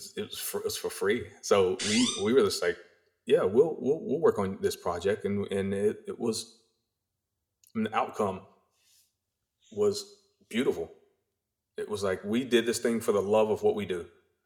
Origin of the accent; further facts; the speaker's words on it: North Carolina, United States; growing up in North Carolina in our little tiny house and my mom just having these dreams and these aspirations